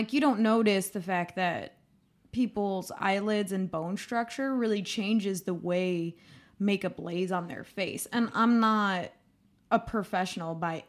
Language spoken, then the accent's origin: English; Medina, Ohio, United States; I am from Medina.